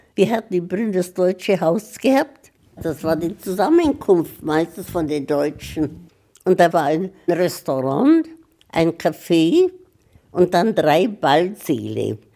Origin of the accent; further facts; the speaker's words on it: Brno, South Moravian Region, Czechia; moved away as an adult; now in Memmingen, Germany; Groß geworden bin ich in der Tschechei. Und das war damals, also wo ich geboren worden bin, das war 1915.